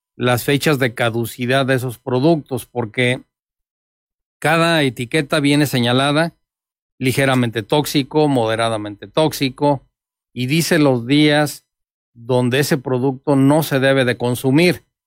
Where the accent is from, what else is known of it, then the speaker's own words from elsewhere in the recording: Mexico; Somos las familias mexicanas